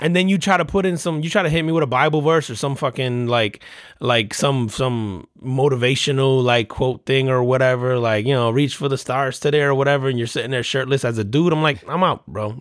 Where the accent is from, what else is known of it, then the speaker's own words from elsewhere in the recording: New Jersey, United States; growing up in New, in New Jersey